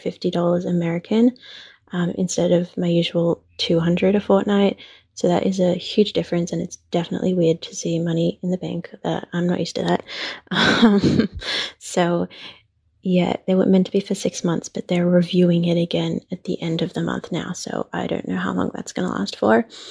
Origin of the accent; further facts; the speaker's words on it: Australia; I'm from Australia